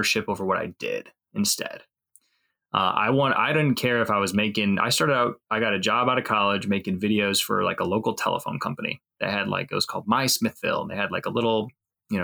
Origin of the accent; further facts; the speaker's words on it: Northwest Indiana, United States; I've Never lived anywhere else besides Indiana. So I'm from Northwest Indiana originally, kind of up near Chicago area.